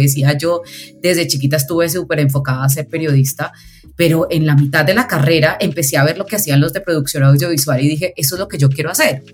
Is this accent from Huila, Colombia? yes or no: no; Pereira, Risaralda, Colombia; Soy de una ciudad que se llama Pereira, eh, que es el eje cafetero donde se produce el mejor café del mundo